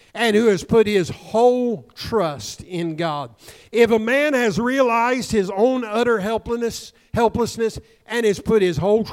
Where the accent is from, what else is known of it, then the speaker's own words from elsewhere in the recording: Southern Illinois, United States; the farmers that I grew up in Southern Illinois